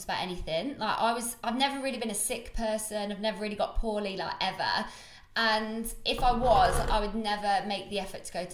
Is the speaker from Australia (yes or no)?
no; Coventry, West Midlands, United Kingdom; moved away as an adult; now in London, United Kingdom; I'm not going to come back to Cov for a while.